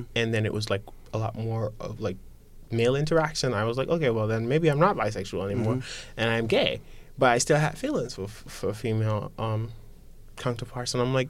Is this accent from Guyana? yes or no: yes; Guyana; Growing up in Guyana, I felt like I needed to identify with being gay.